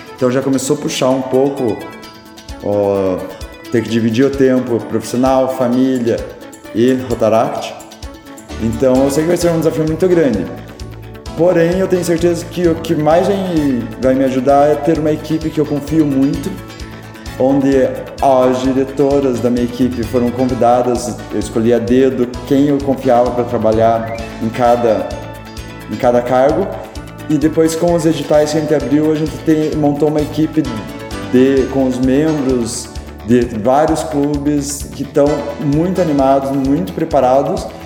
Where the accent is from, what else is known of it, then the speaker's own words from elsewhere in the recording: Castro, Paraná, Brazil; also born or lived in Ponta Grossa; o primeiro Rota Kids de Castro. Eu fui o presidente da primeira gestão